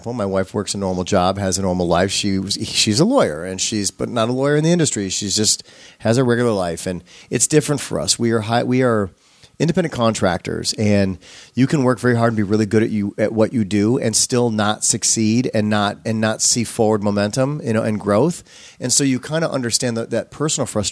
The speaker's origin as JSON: {"language": "English", "region": "Midwest", "country": "United States", "moved": "yes", "said": "I come from the Midwest"}